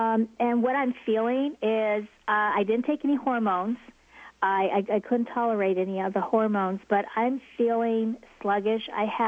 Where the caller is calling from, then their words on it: California, United States; Northern California.